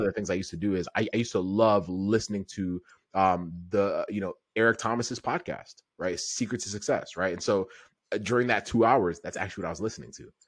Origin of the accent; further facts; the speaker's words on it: Kenya; I'm from East Africa. I was born in Kenya